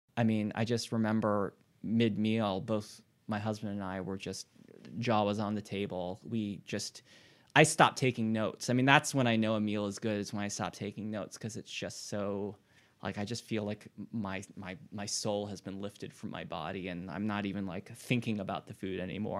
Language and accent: English; Hawaii, United States; moved away as an adult; also born or lived in New Haven / New York; now in Richmond, United States; I'm not from Richmond originally. Um, I grew up in Hawaii.